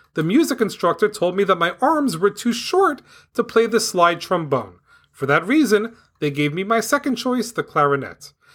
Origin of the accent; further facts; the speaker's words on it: New York City, New York, United States; moved away as an adult; now in New Jersey, United States; I grew up in Staten Island, New York. I lived there until the year two thousand six. Since two thousand six, I've lived in New Jersey